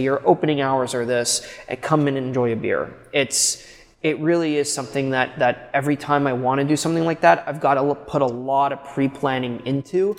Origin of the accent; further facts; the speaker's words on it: Quebec, Canada; Quebec is my hometown.